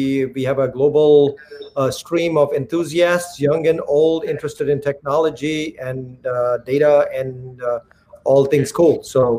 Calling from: New Jersey, United States; I'm calling from New Jersey.

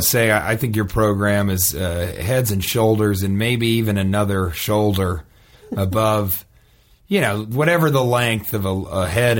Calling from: Omaha, Nebraska, United States; Again, I would rather not, divulge that information, but let me just say it rhymes with Babaska.

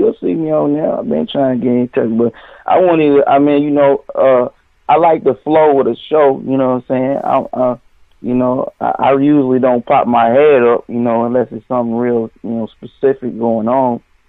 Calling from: Nashville, Tennessee, United States; I'm calling from Music City, Nashville.

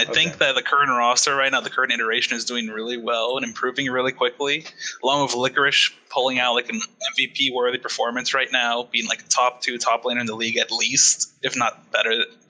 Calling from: San Francisco, California, United States; I'm calling from San Francisco.

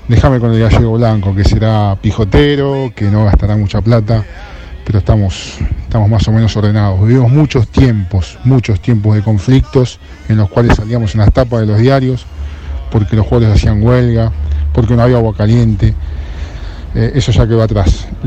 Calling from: Ramos Mejía, Buenos Aires Province, Argentina; Hola, buenas tardes. … de Ramón Mejía.

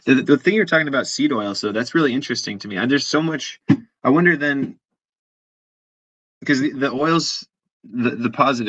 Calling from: Wisconsin, United States; Well, I'm here in Wisconsin. I'm calling in from Wisconsin, and so there's I would say I'm in the state of cheese problem in that way.

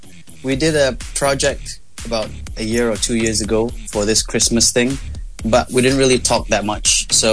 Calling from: Singapore; Singapore. I'm in Singapore.

